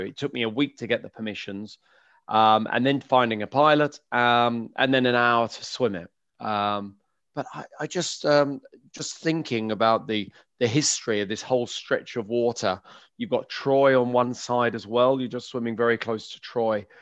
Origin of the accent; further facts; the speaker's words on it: London, United Kingdom; I grew up in West London, uh, in Kew